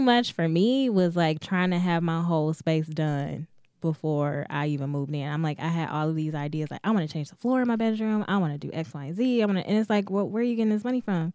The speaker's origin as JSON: {"language": "English", "town": "Detroit", "region": "Michigan", "country": "United States", "tie": "born or raised there", "said": "in Detroit, it's just, I've grown up here my whole life, lived here, like, went through D P S, preschool through twelfth grade"}